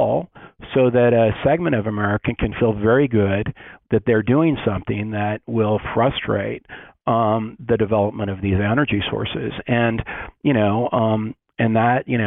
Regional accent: Western Colorado, United States; I grew up in Western Colorado

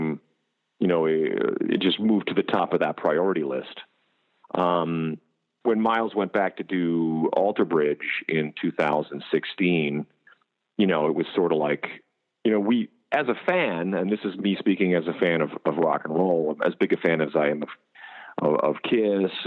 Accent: Canada; moved away as an adult; also born or lived in Las Vegas, United States; now in United States

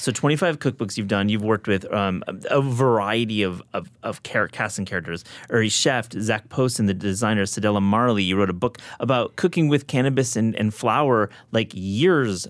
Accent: Midwest, United States; I grew up in the Midwest too.

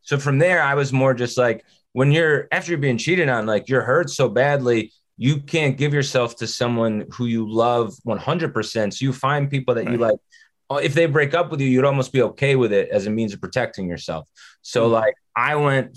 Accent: New Jersey, United States; I grew up in North Jersey

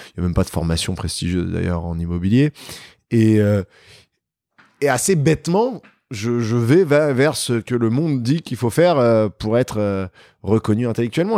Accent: Paris, Île-de-France, France; j'ai grandi à Paris. Je suis un vrai Parisien, né à Paris, dans le 16e arrondissement

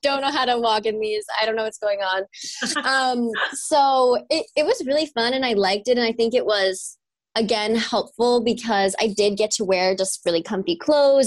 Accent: New York, United States; moved away; I'm from New York. I grew up in a little small town

